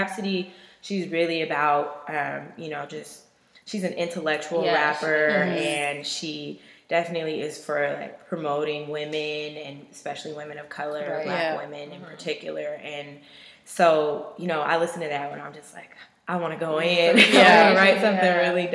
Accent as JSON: {"language": "English", "town": "Seattle", "region": "Washington", "country": "United States", "tie": "born or raised there", "also_born_or_lived": "Renton, Washington", "said": "I'm from Seattle. I was born, raised in Skyway, and yeah, I guess it's arguable whether that's a part of Seattle"}